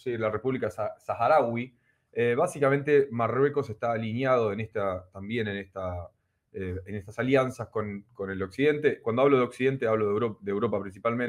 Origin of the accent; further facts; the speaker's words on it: Argentina; nosotros somos argentinos